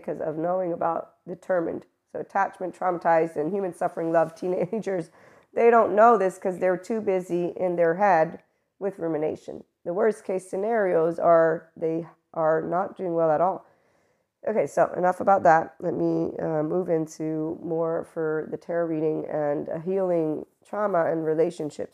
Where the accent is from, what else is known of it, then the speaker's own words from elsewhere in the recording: United States; I'm American